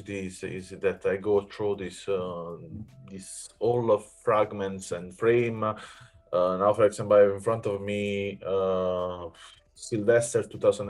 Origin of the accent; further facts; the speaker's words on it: Naples, Campania, Italy; English is a second language; moved away; also born or lived in Rome; I come from Naples and I was living in Rome